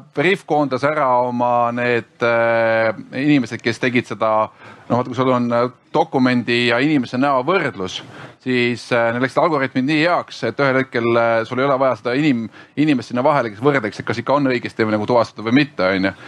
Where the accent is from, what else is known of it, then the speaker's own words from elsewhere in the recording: Estonia; me oleme eestlased